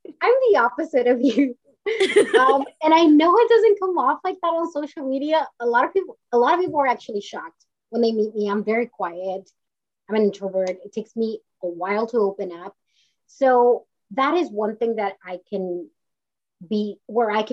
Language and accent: English; Mission, Texas, United States; moved away as an adult; now in California, United States; grew up in the Valley in South Texas, and everybody's Hispanic, everybody's Mexican-American